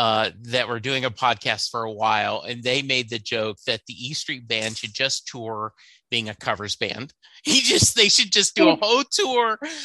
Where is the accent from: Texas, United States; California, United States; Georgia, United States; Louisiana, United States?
Louisiana, United States; I grew up, I was born in Louisiana. And once my dad retired from Army and my mom and dad divorced, I moved to Louisiana.